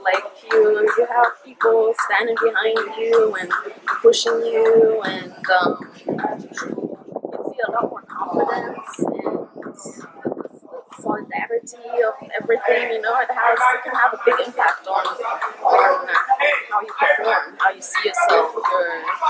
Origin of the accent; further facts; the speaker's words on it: Germany; also born or lived in Kenya; now in Thailand; I am originally from Germany and Kenya. I am just turned 33 years old. I've been living in Thailand and fighting out of Tiger Muay Thai for a couple years now.